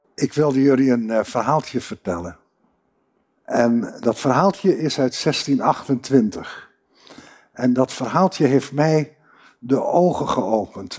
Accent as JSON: {"language": "Dutch", "region": "Groningen", "country": "Netherlands"}